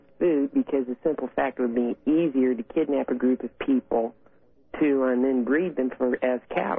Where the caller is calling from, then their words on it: Kansas City, Missouri, United States; This is … from Kansas City, Missouri.